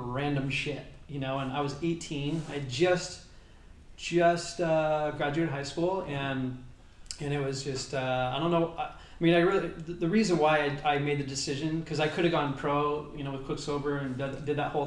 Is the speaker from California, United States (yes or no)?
yes; Southern California, United States; I mainly grew up in Southern California